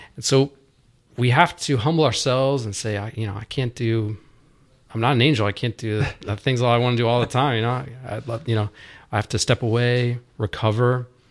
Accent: Roswell, Georgia, United States; also born or lived in Dallas; now in Dahlonega, United States; Growing up around Roswell, um, my uncle he taught us how to fly fish.

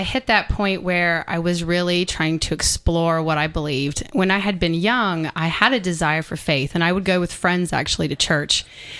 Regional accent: Atlanta, Georgia, United States; And I actually am born and raised in Atlanta.

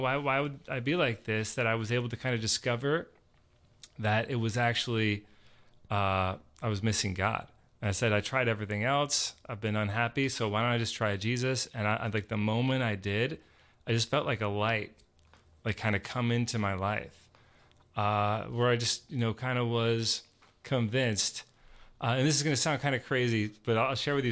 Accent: Georgia, United States; I grew up here in Georgia

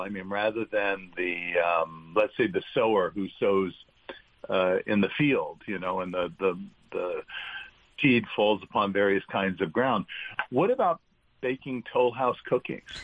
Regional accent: New York City, New York, United States; growing up in New York.

